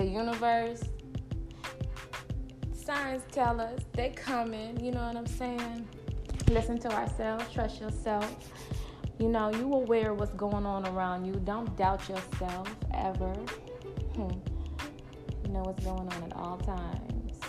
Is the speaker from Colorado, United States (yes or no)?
no; California, United States; moved away as an adult; I'm from California